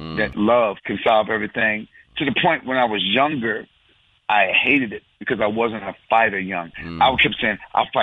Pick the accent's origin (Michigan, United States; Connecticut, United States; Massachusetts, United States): Michigan, United States; Benton Harbor; I'm from Benton Harbor, Michigan, which is about 90 miles from Chicago